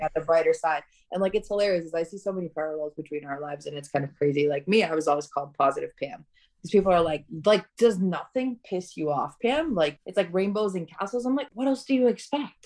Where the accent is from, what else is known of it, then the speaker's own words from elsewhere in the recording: Tirana, Tirana County, Albania; moved away; I was born in Albania, in Tirana